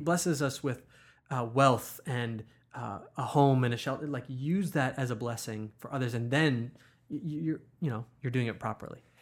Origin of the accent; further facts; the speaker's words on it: United States; as American Christians